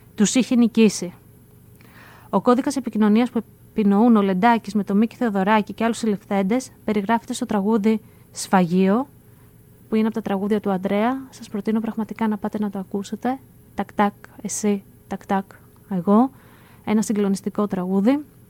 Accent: Greece; ως Έλληνες

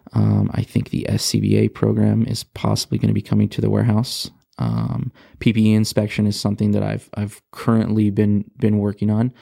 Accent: Rialto, California, United States; also born or lived in Rancho Cucamonga, California; I grew up in Southern California, um, from Rialto

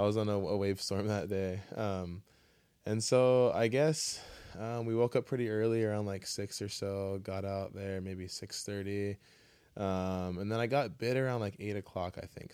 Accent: Kailua, Hawaii, United States; I grew up in Kailua

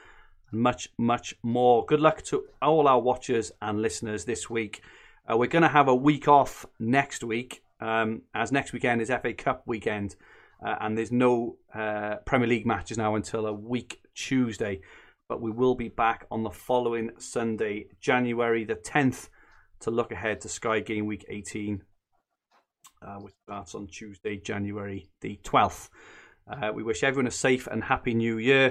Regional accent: Barry, Wales, United Kingdom; moved away; I'm from Barry originally, so I've got a little bit of a twang there

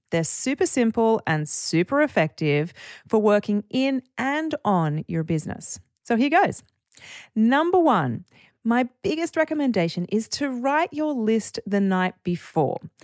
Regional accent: Byron Bay, New South Wales, Australia; my hometown of Byron Bay

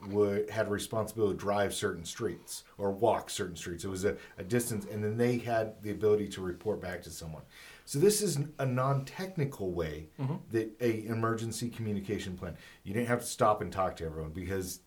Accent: California, United States; moved away; I grew up in California

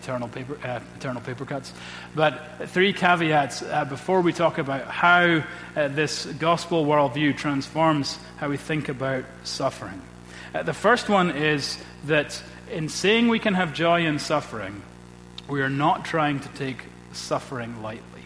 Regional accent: Scotland, United Kingdom; as a Scottish Presbyterian

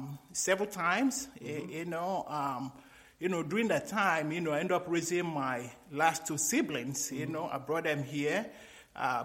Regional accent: Nigeria; moved away as an adult; also born or lived in Greece; now in United States; when I was growing up in Nigeria

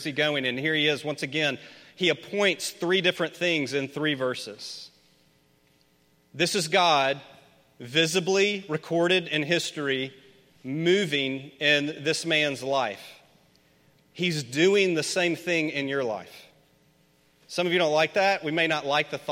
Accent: Memphis, Tennessee, United States; I grew up in Memphis.

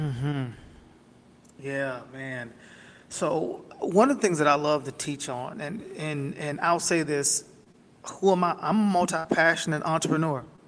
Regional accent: Camden, Arkansas, United States; moved away; I was born and raised in Camden, Arkansas, down in the country

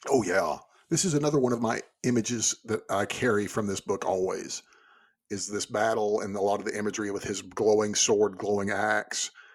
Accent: Texas, United States; growing up in Texas

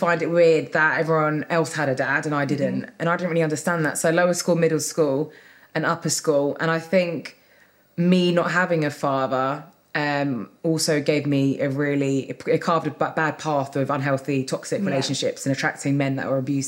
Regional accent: England, United Kingdom; also born or lived in Sweden; I was born in Sweden and I moved to England when I was about 3 years old.

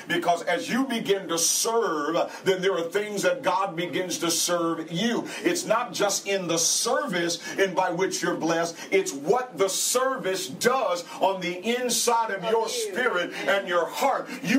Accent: St. Paul, Minnesota, United States; moved away as an adult; also born or lived in Texas; I grew up in St. Paul, Minnesota. My mother had 9 kids

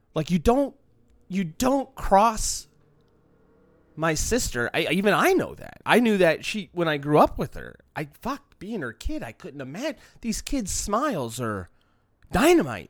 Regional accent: Long Beach, California, United States; you grow up in the shadow of the city of L A, where I'm from, in Long Beach

